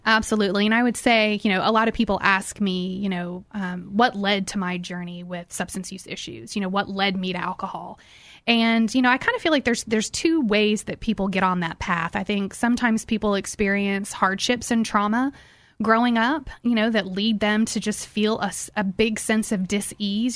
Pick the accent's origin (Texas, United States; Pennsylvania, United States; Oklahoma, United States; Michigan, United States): Texas, United States; Houston; I grew up here in Houston, actually in Bel Air.